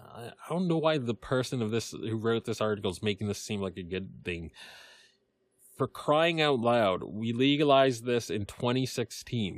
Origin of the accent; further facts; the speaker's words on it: Massachusetts, United States; my home state of legal massachusetts